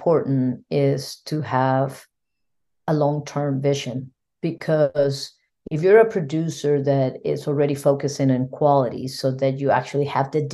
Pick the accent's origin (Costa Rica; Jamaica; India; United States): Costa Rica; I'm from Costa Rica